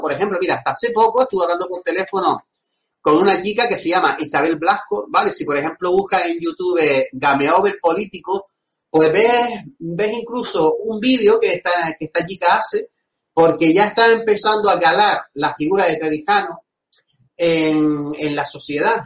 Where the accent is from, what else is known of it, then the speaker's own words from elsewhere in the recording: Agaete, Canary Islands, Spain; now in Las Palmas de Gran Canaria, Spain; de mi pueblo, Agaete